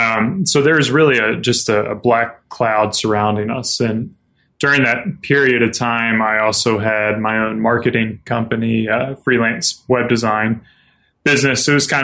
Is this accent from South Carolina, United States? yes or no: yes; South Carolina, United States; moved away as an adult; now in Spokane, United States; I grew up in the South. I grew up in South Carolina and moved out here about 5 years ago with my wife when she got recruited for a job